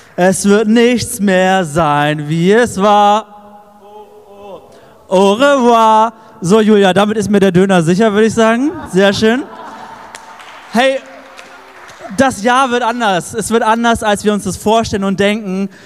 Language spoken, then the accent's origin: German; Erfurt, Thuringia, Germany; wir als Erfurter